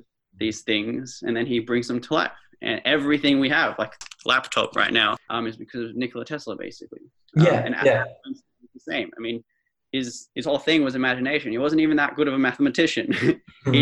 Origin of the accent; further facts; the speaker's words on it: Melbourne, Victoria, Australia; also born or lived in Canberra; I'm from Melbourne